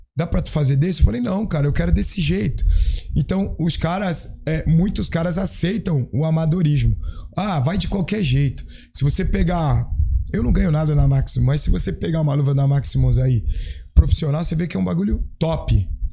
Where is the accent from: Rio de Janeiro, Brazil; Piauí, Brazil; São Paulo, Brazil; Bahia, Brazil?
São Paulo, Brazil; Santos; eu sou da Baixada. Eu nasci em Santos, moro